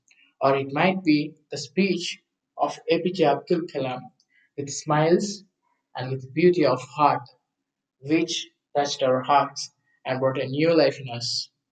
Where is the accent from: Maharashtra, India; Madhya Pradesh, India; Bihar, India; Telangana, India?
Telangana, India; Hyderabad; I'm from Hyderabad.